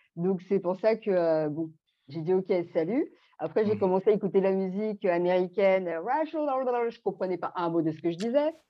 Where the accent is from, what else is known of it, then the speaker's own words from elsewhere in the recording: Belgium; also born or lived in French Guiana / Martinique / Guadeloupe; now in Île-de-France, France; je vis en Ile-de-France, j'ai grandi aussi en Belgique et euh, mes parents sont Guyane, Martinique et Guadeloupe